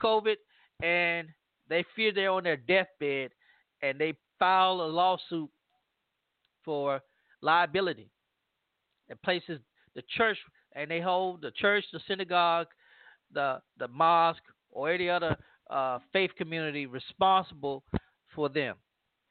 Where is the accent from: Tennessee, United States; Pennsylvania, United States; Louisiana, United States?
Louisiana, United States; from my home state of Louisiana